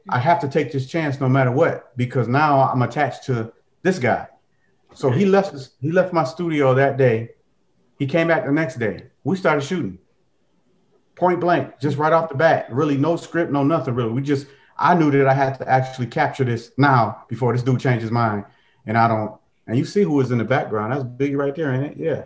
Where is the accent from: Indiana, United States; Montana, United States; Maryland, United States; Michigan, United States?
Michigan, United States; Detroit; I'm from Detroit too